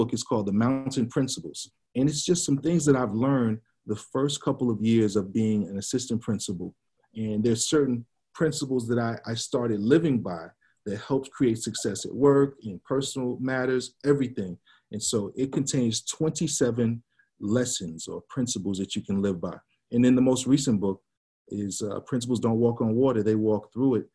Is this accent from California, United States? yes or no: no; Georgia, United States; also born or lived in Tacoma, Washington; back in my home state of Georgia